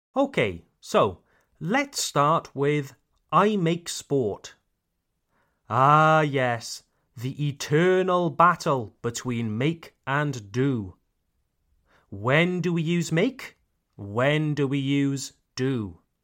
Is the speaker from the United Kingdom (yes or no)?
yes; Wales, United Kingdom; I come from Wales, Le Pays de Galles, Wales.